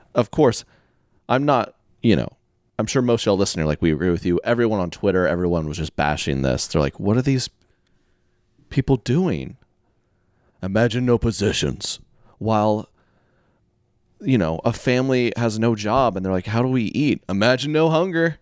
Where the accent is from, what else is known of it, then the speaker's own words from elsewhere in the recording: Oklahoma, United States; I'm from Oklahoma